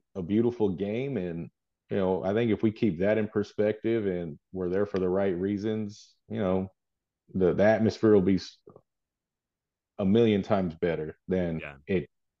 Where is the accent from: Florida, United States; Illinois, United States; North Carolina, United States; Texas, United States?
Texas, United States; people always ask me, are you from New York? No, I'm from Texas.